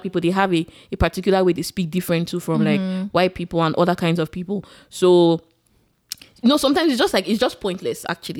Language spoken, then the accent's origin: English; Nigeria; accent: Nigerian; moved away as an adult; now in United States